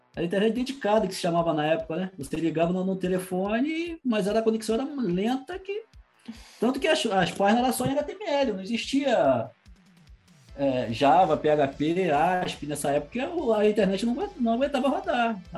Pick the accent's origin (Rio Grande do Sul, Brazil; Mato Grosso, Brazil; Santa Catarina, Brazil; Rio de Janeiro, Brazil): Rio de Janeiro, Brazil; Saquarema; Eu nasci em Saquarema